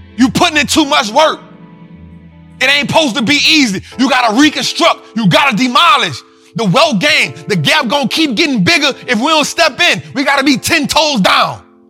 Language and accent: English; New Orleans, Louisiana, United States; I'm from New Orleans